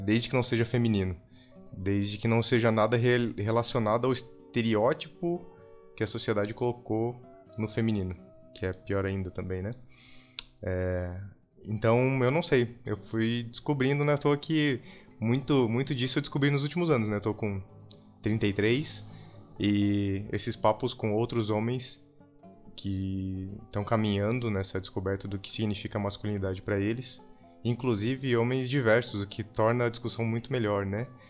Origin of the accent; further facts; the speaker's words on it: Blumenau, Santa Catarina, Brazil; now in São Paulo, Brazil; Eu sou de Santa Catarina, eu sou de Blumenau, uma cidade que tende a ser muito é, tradicional